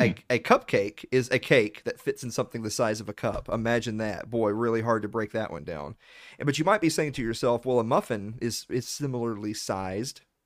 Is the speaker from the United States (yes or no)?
yes; the South, United States; I'm from the South